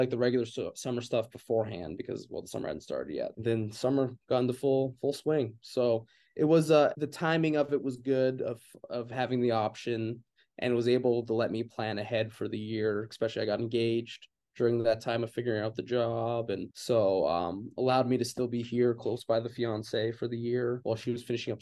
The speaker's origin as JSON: {"language": "English", "town": "Calgary", "region": "Alberta", "country": "Canada", "also_born_or_lived": "Indiana, United States", "moved": "as an adult", "lives_now": "Indianapolis, United States", "said": "I'm from Canada"}